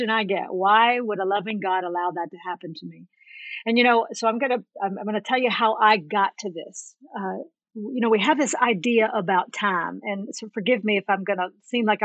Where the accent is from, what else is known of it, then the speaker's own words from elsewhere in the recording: right outside of Nashville, Tennessee, United States; I was born and raised in right outside of Nashville, Tennessee